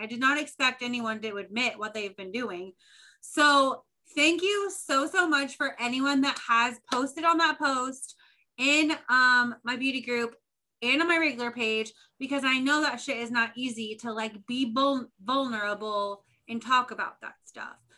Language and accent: English; Indiana, United States; We're both from Indiana